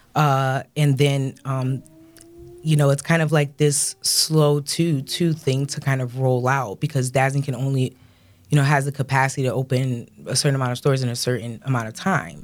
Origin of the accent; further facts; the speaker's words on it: Rochester, New York, United States; we're from Rochester